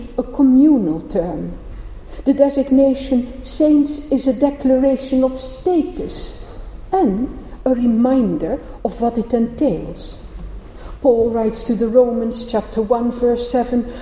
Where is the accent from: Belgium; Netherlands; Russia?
Netherlands; moved away; also born or lived in Cambridge; I grew up in the Protestant part of the Netherlands